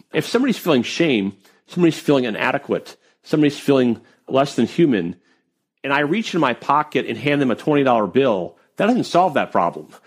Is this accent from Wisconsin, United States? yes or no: yes; Wisconsin, United States; moved away as an adult; also born or lived in Maryland; I grew up in Wisconsin